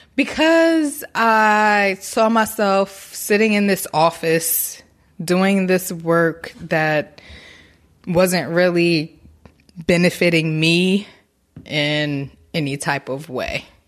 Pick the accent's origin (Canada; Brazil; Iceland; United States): United States; Newark, New Jersey; now in Baltimore, United States; I am originally from Newark, New Jersey, Brick City in the building